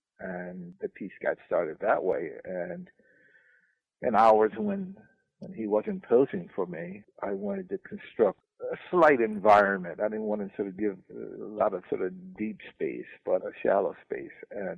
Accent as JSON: {"language": "English", "town": "New Orleans", "region": "Louisiana", "country": "United States", "said": "Say, well, I'm a nigga from New Orleans, and I don't know shit about jazz."}